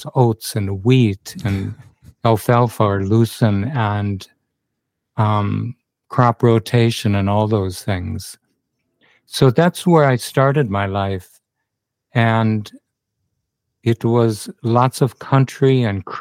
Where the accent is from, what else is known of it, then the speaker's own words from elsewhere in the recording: Minnesota, United States; moved away as an adult; also born or lived in Western U.S.; now in Byron Bay, Australia; I grew up on a family farm in Minnesota, which borders Canada and the U.S.